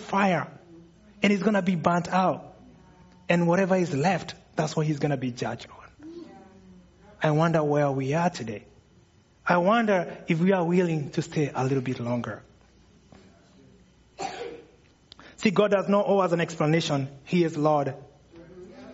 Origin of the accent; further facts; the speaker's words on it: Kenya; moved away; for those of you wondering where the accent's coming from, I'm from Kenya